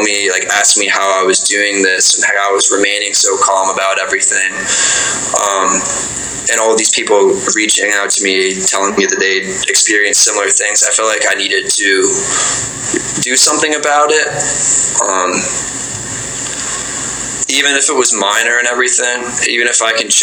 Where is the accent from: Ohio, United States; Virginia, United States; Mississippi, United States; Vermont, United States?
Vermont, United States; I grew up in Vermont for the most part, which is a really small state.